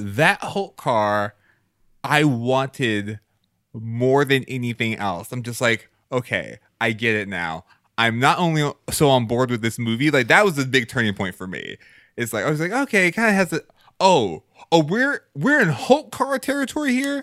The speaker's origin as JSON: {"language": "English", "region": "Texas", "country": "United States", "tie": "born or raised there", "said": "I grew up in Texas"}